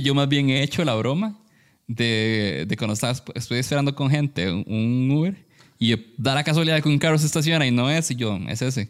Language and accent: Spanish; San Carlos, Alajuela, Costa Rica; moved away; nosotros somos, de San Carlos, bueno, somos de allá